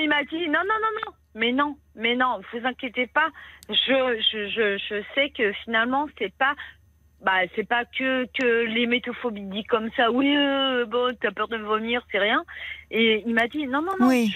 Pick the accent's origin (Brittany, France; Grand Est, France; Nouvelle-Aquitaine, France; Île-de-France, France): Brittany, France; je suis bretonne